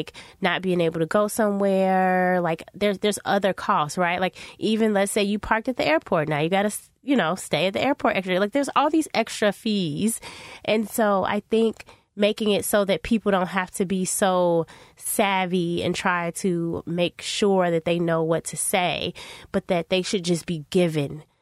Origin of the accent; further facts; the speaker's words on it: United States; you know I'm I'm Black American, and so of, of course I'm not wild about the monarchy in that way